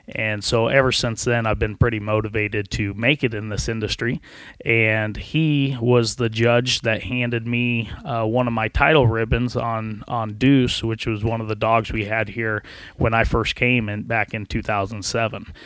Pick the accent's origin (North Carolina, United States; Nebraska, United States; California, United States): Nebraska, United States; Central; I was from Central Nebraska, out by Hastings and Harvard area